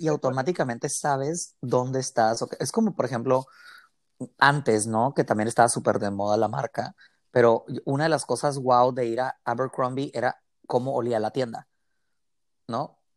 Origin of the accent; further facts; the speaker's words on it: Mexicali, Baja California, Mexico; que soy originario aquí de Mexicali, Baja California